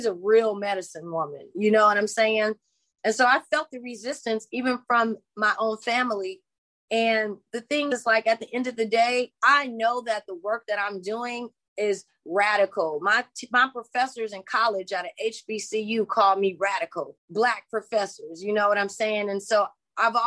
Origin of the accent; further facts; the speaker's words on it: Los Angeles, California, United States; I'm from LA. I'm from the South Central LA. And I grew up there in the 80s, in the 90s